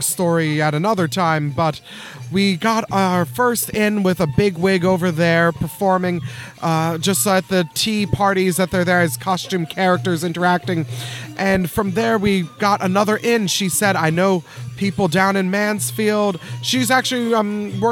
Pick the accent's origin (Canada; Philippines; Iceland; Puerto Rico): Philippines; now in North Texas, United States; Two of the founding members, myself again included, were from the Philippines, where literally, hand to God, in my hometown in the Philippines, festivals for the durian.